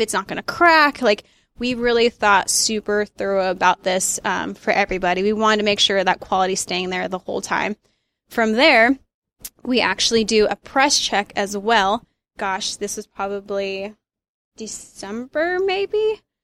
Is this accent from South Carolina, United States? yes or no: no; Dixon, California, United States; I grew up in Dixon, a little cow town outside of Sacramento